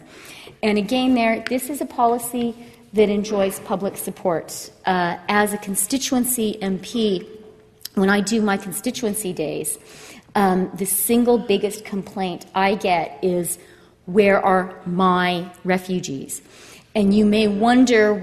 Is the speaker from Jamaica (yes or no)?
no; Canada; first language Ukrainian; I was born in Canada, but I grew up speaking Ukrainian.